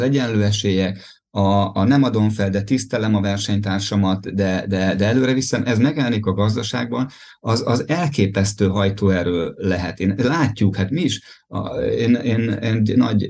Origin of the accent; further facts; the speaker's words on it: Ajka, Veszprém County, Hungary; az Ajka Duatonon indultam például, ahol, onnan származom